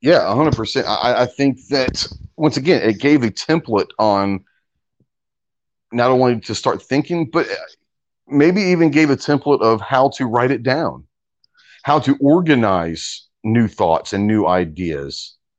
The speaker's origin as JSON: {"language": "English", "country": "United States", "said": "Now, maybe that's the arrogance of being an American."}